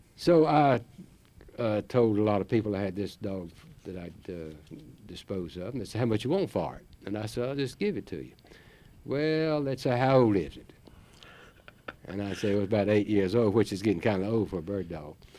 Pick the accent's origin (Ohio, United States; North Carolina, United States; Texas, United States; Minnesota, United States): North Carolina, United States; Chatham County; that's my home county